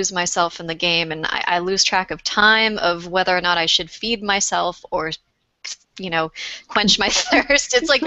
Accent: Boston, Massachusetts, United States; I'm from Boston

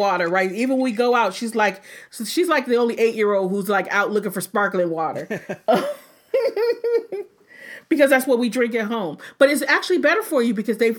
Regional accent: Detroit, Michigan, United States; I grew up in Detroit

